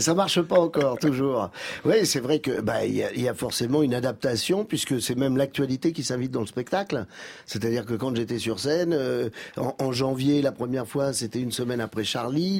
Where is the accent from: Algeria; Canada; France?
Algeria; je suis né en Algérie